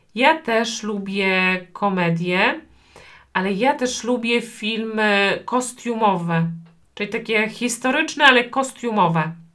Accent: Poland; Ja urodziłam się w Polsce

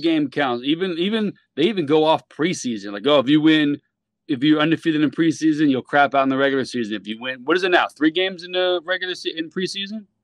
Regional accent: Miami, Florida, United States; we're from Miami, South Florida

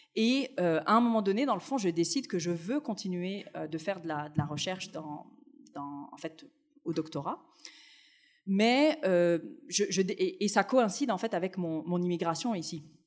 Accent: Tunisia; now in Montreal, Canada; Moi, je suis née en Tunisie, j'ai connu le Maghreb dans mon enfance

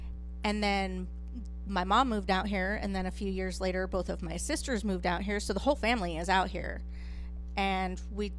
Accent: Rancho Cucamonga, California, United States; moved away; I went to Rancho Cucamonga Middle School.

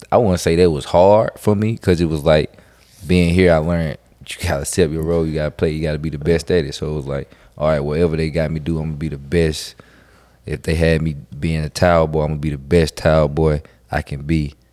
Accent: Mississippi, United States; because I'm from Mississippi and I went to New York City

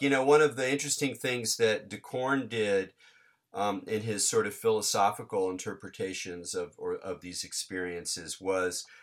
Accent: Southern California, United States; growing up in Southern California

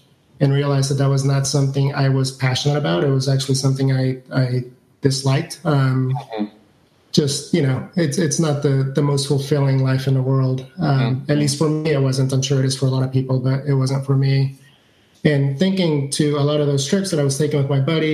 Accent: San Francisco Bay Area, California, United States; also born or lived in El Salvador; I was born in El Salvador, and my family moved to the Bay Area, San Francisco Bay Area, when I was in fourth grade. So I was, I believe, 8 or 9 years old at the time.

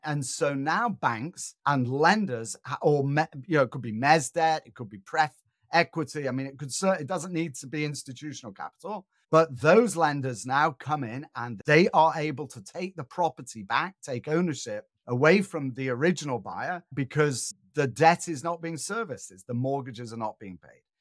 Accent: Manchester, North West England, United Kingdom; moved away; I'm originally from Northern England, an industrial town called Manchester.

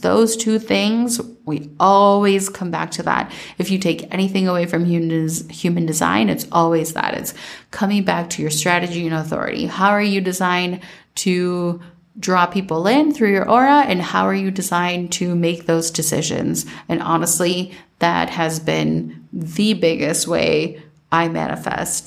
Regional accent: Minnesota, United States; growing up in Minnesota

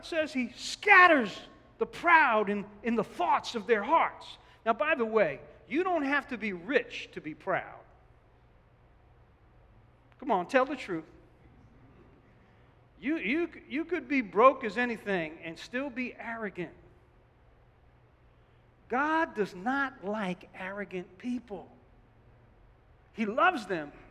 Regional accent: Newark, New Jersey, United States; I come from Newark

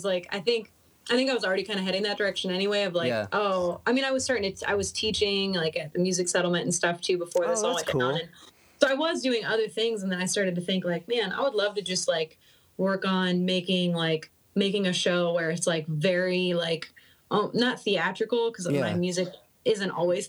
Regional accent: Cincinnati, Ohio, United States; now in Michigan, United States; So yeah, I've kind of like went all over in Ohio, and then originally I'm from Cincinnati, so it's like now I'm in Michigan.

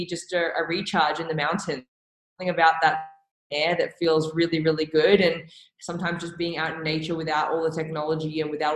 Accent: Melbourne, Victoria, Australia; moved away as an adult; also born or lived in New York; now in Calgary, Canada; So originally I'm from Melbourne. That's where I grew up in Australia.

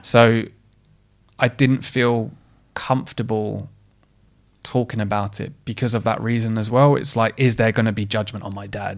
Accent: Essex, East of England, United Kingdom; I grew up in a, in, I'm, I'm from Essex

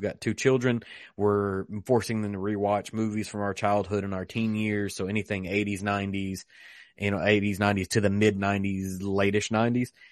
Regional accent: Western Kentucky, United States; I'm from Western Kentucky

